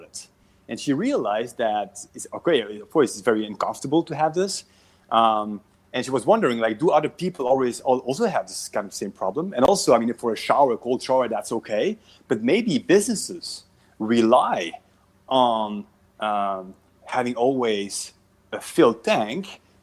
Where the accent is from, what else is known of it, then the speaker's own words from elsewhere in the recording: Belgium; moved away as an adult; now in Southern California, United States; I'm from Belgium originally